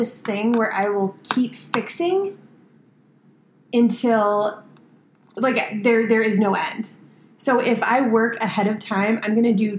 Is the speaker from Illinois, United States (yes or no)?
yes; Chicago, Illinois, United States; accent: Chicago; how Chicago I freaking sound.